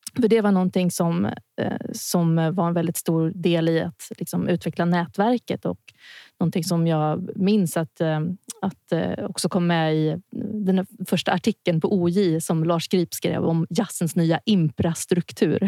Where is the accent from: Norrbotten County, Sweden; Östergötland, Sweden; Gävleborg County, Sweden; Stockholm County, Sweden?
Stockholm County, Sweden; Stockholm; also born or lived in Örebro; jag är från Stockholm, har gått musikutbildningar här och ja, när jag var liten så bodde jag även åtta år i Örebro